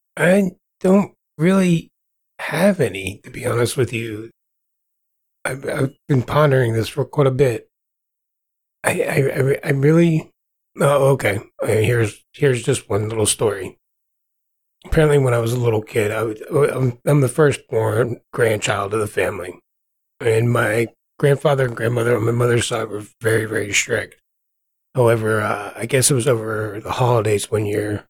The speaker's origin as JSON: {"language": "English", "region": "New Jersey", "country": "United States", "tie": "born or raised there", "moved": "as an adult", "lives_now": "Kansas, United States", "said": "born and raised in New Jersey"}